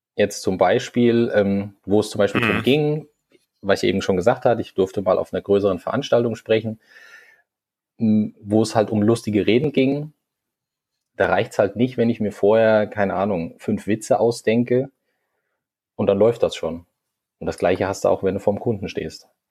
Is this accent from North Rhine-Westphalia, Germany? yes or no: no; Hesse, Germany; moved away as an adult; now in Hamburg, Germany; Ich komme eigentlich ursprünglich einmal aus Hessen, bin dann vor zwei Jahren naja, jetzt schon ein bisschen mehr als zwei Jahre, jetzt sind es schon über zweieinhalb Jahre nach Hamburg gezogen